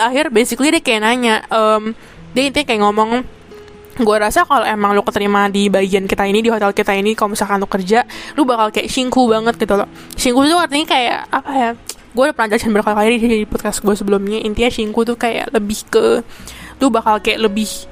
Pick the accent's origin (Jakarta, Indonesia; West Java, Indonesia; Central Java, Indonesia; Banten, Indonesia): Jakarta, Indonesia; moved away as an adult; now in Taiwan; Gua kan emang orang Jakarta. Dan gua emang born and raised di Jakarta